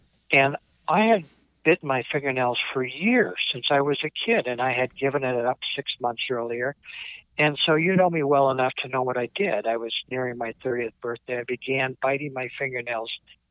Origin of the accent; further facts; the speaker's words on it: Portland, Oregon, United States; moved away as an adult; also born or lived in Eugene, Oregon; now in Lancaster, New Hampshire, United States; I grew up in Portland, Oregon, and went to school at University of Oregon, Eugene, Oregon there. And then when I was 26, I left Oregon.